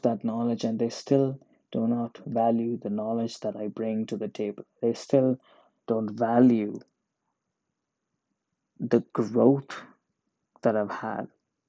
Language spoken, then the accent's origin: English; Oman; I was born and raised in Oman. I'm an Indian. I'm not a fan of India. I've never been to India.